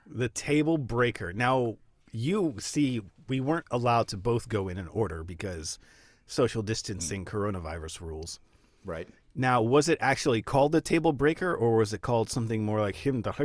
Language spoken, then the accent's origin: English; Baltimore, Maryland, United States; born and raised in Baltimore in the Northeast